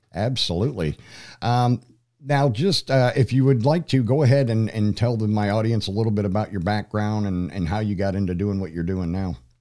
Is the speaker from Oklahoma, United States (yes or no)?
no; Troy, Pennsylvania, United States; moved away; also born or lived in Denver; my hometown zip code, which is for Troy, Pennsylvania.